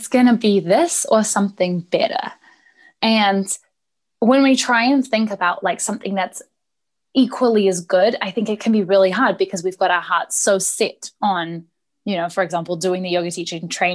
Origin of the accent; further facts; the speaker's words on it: New Zealand; I'm from New Zealand.